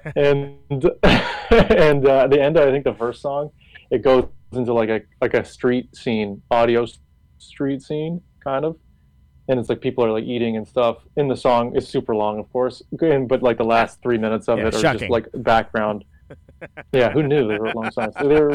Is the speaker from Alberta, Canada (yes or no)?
no; Toronto, Ontario, Canada; I'm from the opposite of Texas, you know, being from Toronto